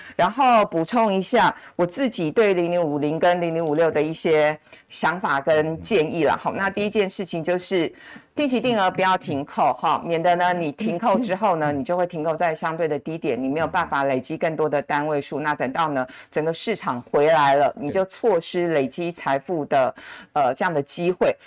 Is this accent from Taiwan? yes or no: yes; Taiwan; 我们台湾人就是肯拼